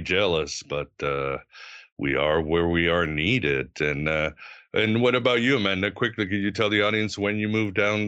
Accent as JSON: {"language": "English", "region": "Lisbon", "country": "Portugal", "said": "I come from Lisbon"}